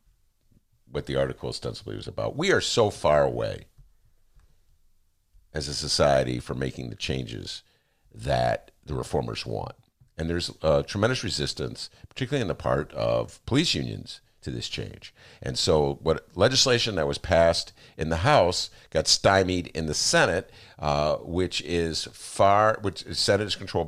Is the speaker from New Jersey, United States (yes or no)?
no; Evanston, Illinois, United States; now in Chicago, United States; From Evanston.